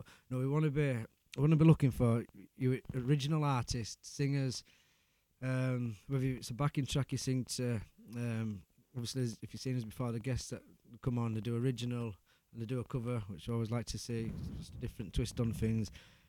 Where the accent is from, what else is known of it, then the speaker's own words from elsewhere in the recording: Ecclesall, Yorkshire and the Humber, United Kingdom; I'm from Ecclesall, mate. We do things differently.